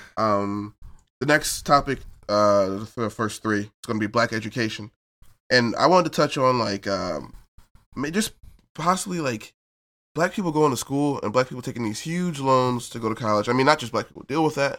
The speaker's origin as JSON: {"language": "English", "region": "New Jersey", "country": "United States", "said": "I'm from South Jersey, Lane County"}